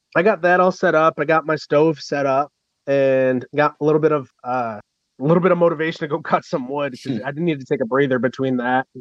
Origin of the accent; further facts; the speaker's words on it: Michigan, United States; I'm from Michigan and we get snow and I've dressed warm my whole life